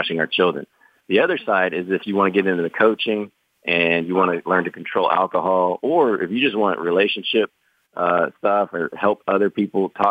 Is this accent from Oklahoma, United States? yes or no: yes; Oklahoma, United States; I grew up super poor in Oklahoma